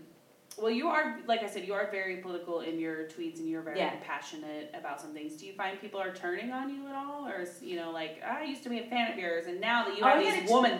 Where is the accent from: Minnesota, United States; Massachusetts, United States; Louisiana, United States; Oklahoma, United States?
Oklahoma, United States; moved away; I'm from Oklahoma originally